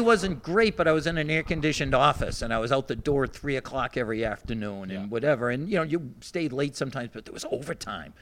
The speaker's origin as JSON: {"language": "English", "town": "Weymouth", "region": "Massachusetts", "country": "United States", "moved": "yes", "said": "even though I've not lived in Weymouth for a while, I still say Weymouth"}